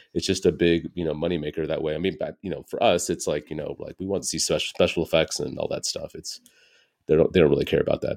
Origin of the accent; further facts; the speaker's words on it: United States; born and raised in America